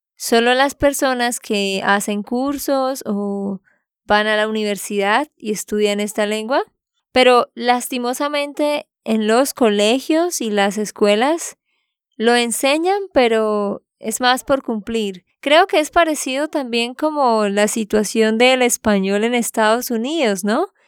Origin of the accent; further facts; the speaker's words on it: Santander, Colombia; de Santander, Colombia